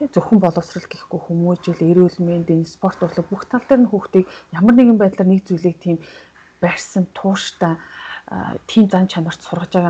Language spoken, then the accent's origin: Mongolian; Mongolia; moved away as an adult; now in South Korea; би чинь хотыг бодвол хөдөөний хүүхдээс учраас